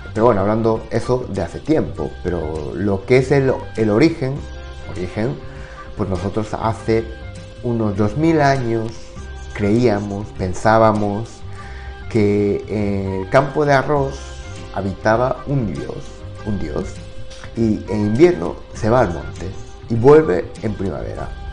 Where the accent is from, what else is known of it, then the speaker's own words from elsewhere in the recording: Japan; Spanish is a second language; moved away; soy de, de pueblo, campo, así que la imagen que, todos tienen de Japón, pues que me imagino que es de Tokio, Osaka, ciudades grandes, pero bueno, yo no soy de, esas ciudades